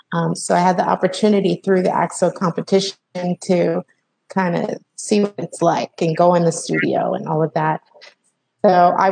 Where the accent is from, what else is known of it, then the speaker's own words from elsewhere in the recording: Salt Lake City, Utah, United States; born there; now in Los Angeles, United States; Well, so I was born in Salt Lake City, Utah, and now I'm in Los Angeles, California, and I moved all over the West Coast. I moved a lot as a child.